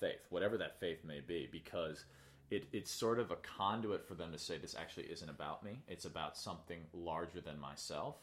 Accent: Chicago, Illinois, United States; I grew up in Chicago

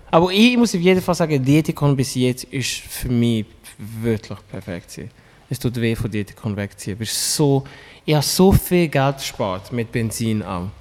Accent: Lenzburg, Aargau, Switzerland; moved away; also born or lived in Regensdorf; ich bin in Lenzburg aufgewachsen, kenne die Leute dort

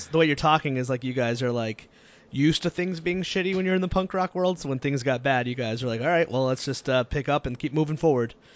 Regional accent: Connecticut, United States; moved away as an adult; now in Rhode Island, United States; I'm from Connecticut. I grew up. I live in mm-hmm. Rhode Island, but like I grew up in the scene.

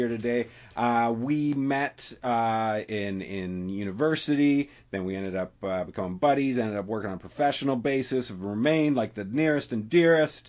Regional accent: Calgary, Alberta, Canada; I grew up in Calgary, and we used to only get two wrestling shows every Saturday

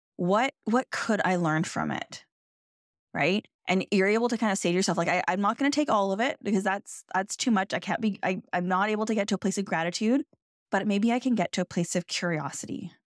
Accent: Canada; I'm Canadian

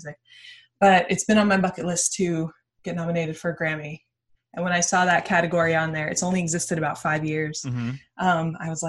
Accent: San Diego, California, United States; now in Los Angeles, United States; I was born in San Diego

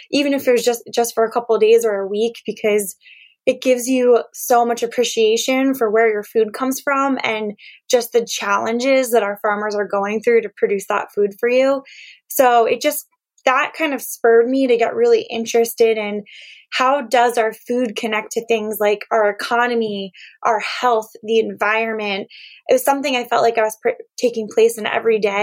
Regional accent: Lancaster, Pennsylvania, United States; I'm from Lancaster, Pennsylvania, which is usually known as Amish country

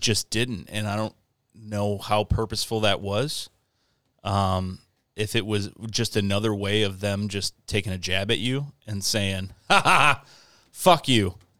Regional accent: Michigan, United States; I'm from Michigan

